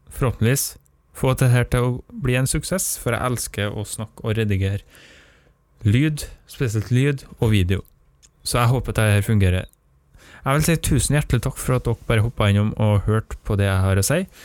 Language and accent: Norwegian; Nordmøre, Møre og Romsdal, Norway; jeg er nordmøring